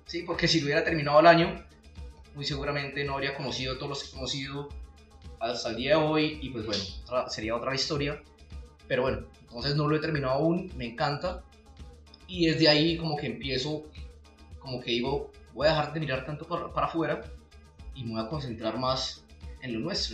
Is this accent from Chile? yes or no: no; Santander, Colombia; soy un, apasionado por, por, por mi departamento, por mi tierra